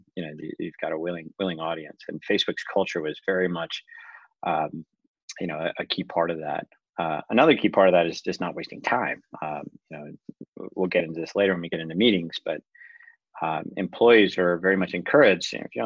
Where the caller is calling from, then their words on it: Los Altos, California, United States; I'm calling in from Los Altos, California.